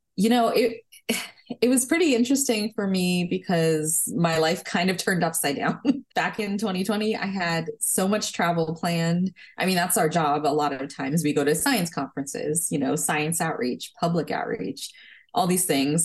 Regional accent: New Jersey, United States; also born or lived in California; I was born in California, but I grew up in New Jersey

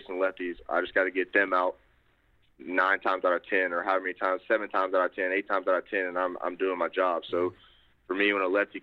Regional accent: Baton Rouge, Louisiana, United States; we're both from Baton Rouge

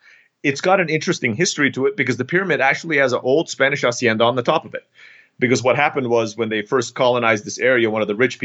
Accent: Turkey; I grew up in Turkey and there's a place called Pamukkale

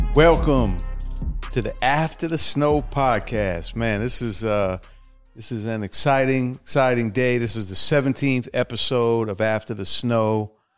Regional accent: Washington, District of Columbia, United States; my hometown of Washington, D C

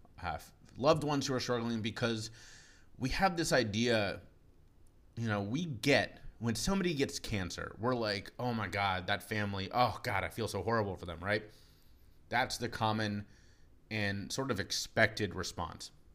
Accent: Cincinnati, Ohio, United States; moved away as an adult; now in Charleston, United States; Moved down here from my hometown of Cincinnati, Ohio

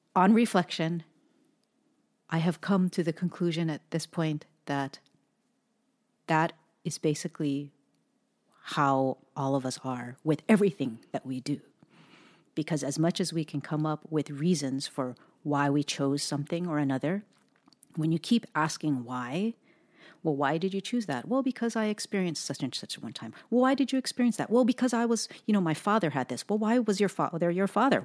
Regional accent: Hawaii, United States; now in Pacific Northwest, United States; an Asian person born and raised in Hawaii

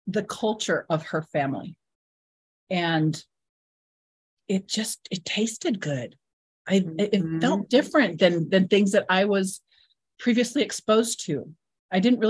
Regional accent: Southern Utah, United States; We're from Southern Utah.

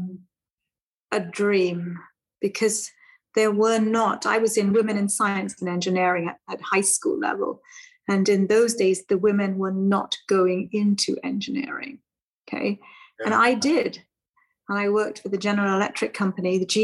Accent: London, United Kingdom; moved away as an adult; now in Wisconsin, United States; I was born in the United Kingdom in Wimbledon of two parents who had migrated from the Caribbean, from Trinidad and Tobago

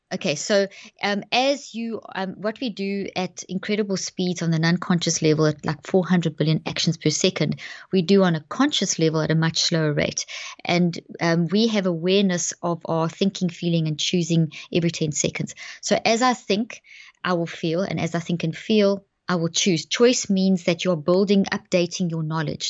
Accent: South Africa; moved away as an adult; also born or lived in Zimbabwe; now in Dallas, United States; I was born in Zimbabwe and grew up in South Africa, and we've been in the States now for twelve years

